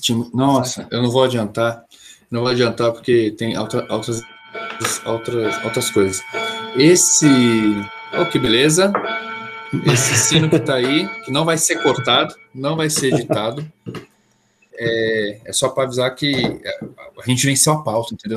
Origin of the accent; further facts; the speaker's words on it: São Paulo, Brazil; paulista que torce pro Flamengo